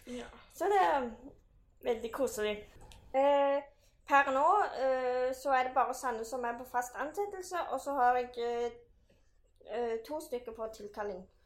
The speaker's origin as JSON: {"language": "Norwegian", "town": "Bryne", "region": "Rogaland", "country": "Norway", "moved": "as an adult", "lives_now": "Stavanger, Norway", "said": "jeg kommer fra Bryne, som er jo en, ja, en liten by. Nå er det blitt by nå, på Jæren."}